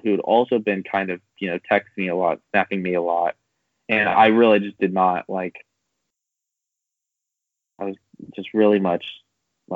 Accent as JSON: {"language": "English", "region": "California", "country": "United States", "also_born_or_lived": "San Diego", "moved": "yes", "lives_now": "Kansas City, United States", "said": "I'm from California"}